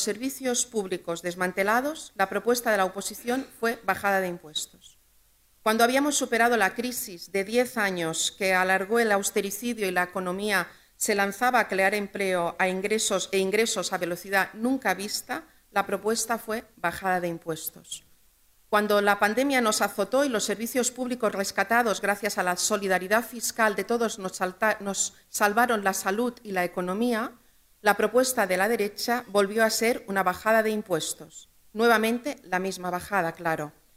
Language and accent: Spanish; Balearic Islands, Spain; en mi tierra siempre hemos sido emprendedores, siempre hemos tenido buenas ideas, empresarios y empresarias que desde cuatro islas en medio del Mediterráneo